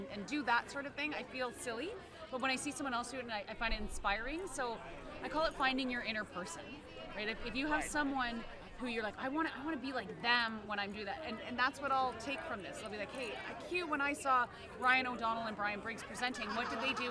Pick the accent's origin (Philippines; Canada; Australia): Canada; I'm Canadian